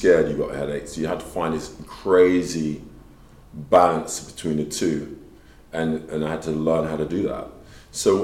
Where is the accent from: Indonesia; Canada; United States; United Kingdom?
United Kingdom; London; I was brought up in London